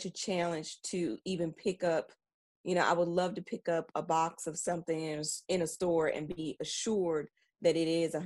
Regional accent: Tennessee, United States; moved away as an adult; now in Taiwan; I'm from Tennessee

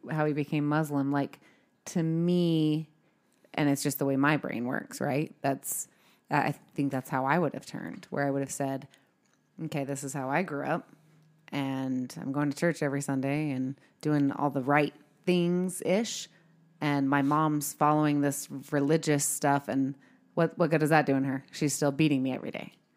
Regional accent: California, United States; now in Utah, United States; I'm originally from California

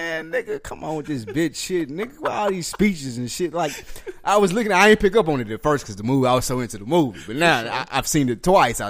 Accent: Nashville, Tennessee, United States; I'm from Nashville, so right. I'm saying from how I look at a Memphis motherfucker.

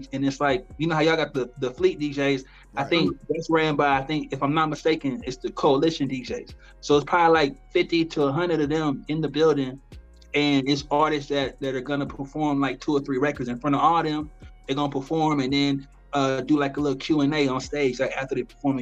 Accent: the South, United States; I'm from the South, so you're gonna hear the South in me

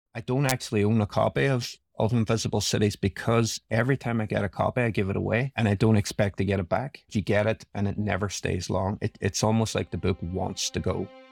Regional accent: Derry, Northern Ireland, United Kingdom; grew up in Northern Ireland in a town called Derry

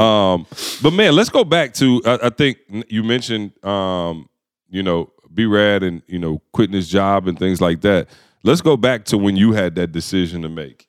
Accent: Lansing, Michigan, United States; growing up in Lansing, Michigan, obviously the automotive industry was everything.

